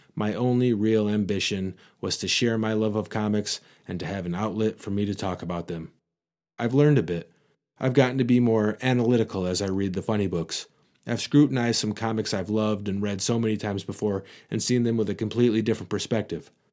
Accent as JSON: {"language": "English", "region": "Michigan", "country": "United States", "accent": "Michigan", "said": "my Michigan accent"}